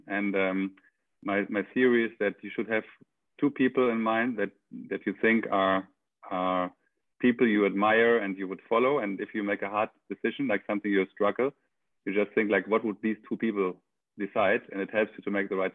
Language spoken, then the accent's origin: English; Germany; moved away as an adult; now in Barcelona, Spain; I'm German. I grew up in Germany until I was 26, and then I moved to Spain